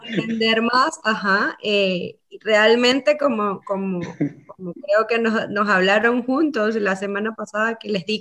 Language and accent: Spanish; Venezuela; moved away as an adult; also born or lived in Antigua Guatemala, Guatemala; now in Guatemala; soy venezolana, con mucho amor hacia mi país. Llegué a Guatemala en el dos mil trece